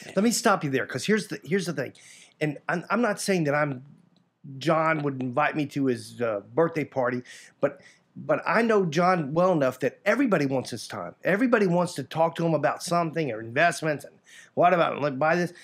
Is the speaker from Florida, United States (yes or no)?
yes; Sanford, Florida, United States; also born or lived in Mississippi; I was born and raised in Sanford, Florida